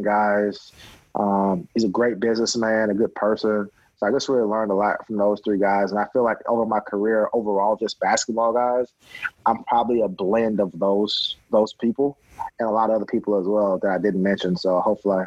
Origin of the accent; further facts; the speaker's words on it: Baton Rouge, Louisiana, United States; moved away; I'm from Baton Rouge, Louisiana.